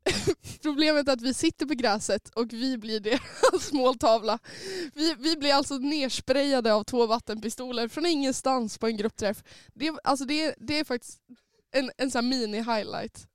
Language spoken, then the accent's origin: Swedish; Sundsvall, Västernorrland County, Sweden; jag kommer från Sundsvall, jag har Norrland i mitt hjärta